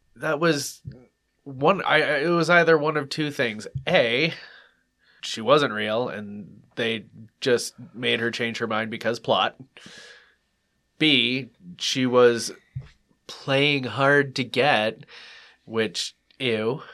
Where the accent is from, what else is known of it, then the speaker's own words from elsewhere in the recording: United States; I'm American